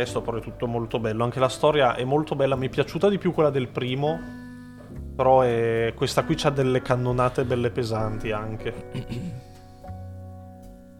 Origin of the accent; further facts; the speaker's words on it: Italy; siamo italiani